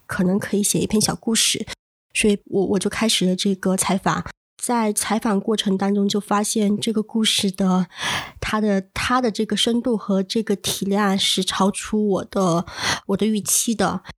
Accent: Changle, Fujian, China; moved away as an adult; 我是来自福建长乐的一个非虚构写作者。

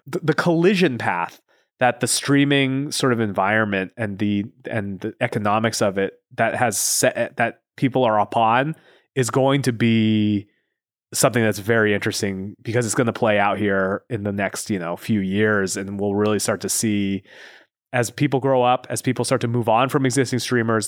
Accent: Pacific Northwest, United States; moved away as an adult; also born or lived in Los Angeles; I grew up in the Pacific Northwest

